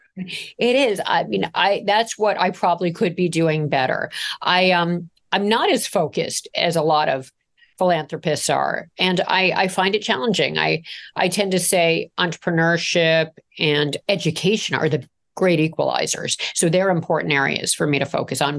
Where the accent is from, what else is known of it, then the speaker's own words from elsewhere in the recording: Toronto, Ontario, Canada; I grew up in Toronto